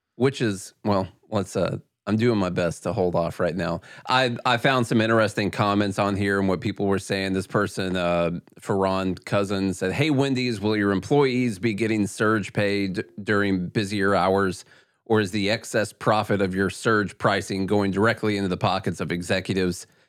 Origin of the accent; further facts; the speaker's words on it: southern tip of Illinois, United States; moved away; where we're from in the very, very southern tip of Illinois